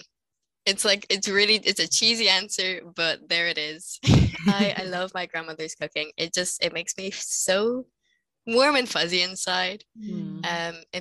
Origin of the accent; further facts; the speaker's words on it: Dublin, Leinster, Ireland; I'm from Dublin in Ireland. I am in my my senior year of high school, so like sixth year of secondary school here